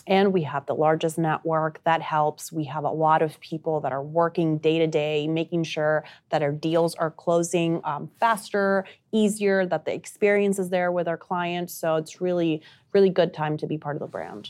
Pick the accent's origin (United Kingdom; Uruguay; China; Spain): Uruguay; first language Spanish; English is a second language; moved away; I'm originally from South America. I'm from Uruguay.